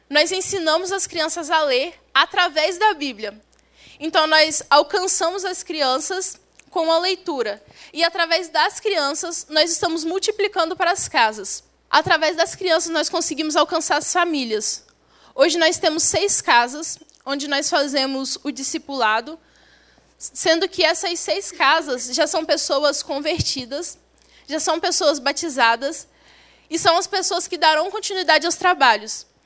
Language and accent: Portuguese; Southeast, Brazil; Irmãos, eu sou do Sudeste. No Sudeste não usa rede.